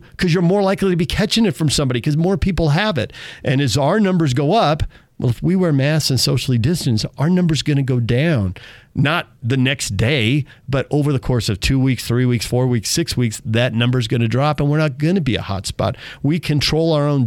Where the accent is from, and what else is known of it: United States